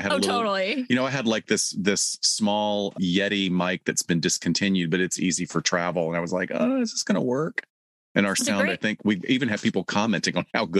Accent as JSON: {"language": "English", "region": "Alabama", "country": "United States", "tie": "born or raised there", "moved": "yes", "lives_now": "Los Angeles, United States", "said": "It's Dr. … here, back from Alabama with a banjo on my knee and about an extra 5.5 pounds from the unbelievably delicious food that I literally ate my way through my hometown."}